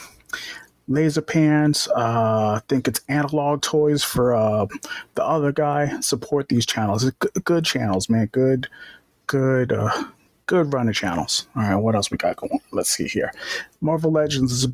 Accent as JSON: {"language": "English", "region": "New York", "country": "United States", "said": "I'm from New York"}